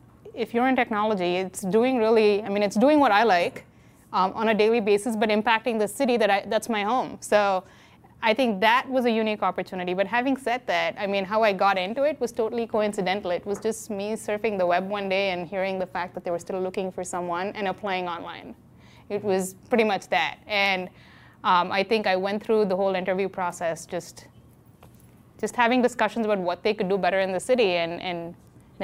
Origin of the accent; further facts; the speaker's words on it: India; moved away as an adult; also born or lived in Philadelphia, United States; now in Washington DC, United States; I grew up in India.